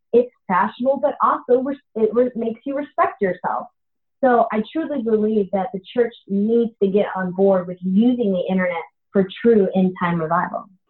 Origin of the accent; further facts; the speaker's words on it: Tallahassee, Florida, United States; moved away as an adult; now in Terre Haute, United States; I'm a Tallahassee lassie.